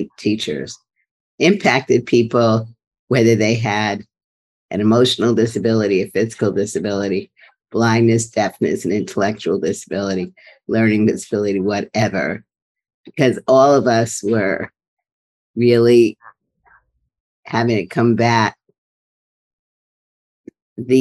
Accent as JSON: {"language": "English", "town": "New York City", "region": "New York", "country": "United States", "tie": "born or raised there", "also_born_or_lived": "Berkeley, California", "moved": "as an adult", "said": "I grew up in Brooklyn"}